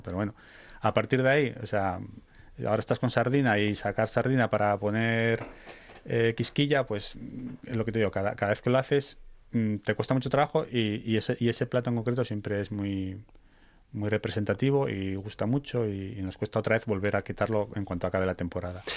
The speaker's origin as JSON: {"language": "Spanish", "town": "Salinas", "region": "Asturias", "country": "Spain", "said": "somos de allí, o sea, somos somos del, del, pueblo de, vamos, de generaciones. Eh, bueno, mi mujer es de Avilés, pero yo soy de Salinas"}